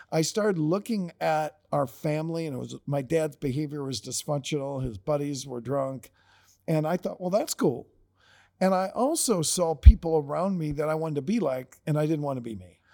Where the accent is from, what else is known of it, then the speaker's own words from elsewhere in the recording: Perrysburg, Ohio, United States; I grew up in Perrysburg, Ohio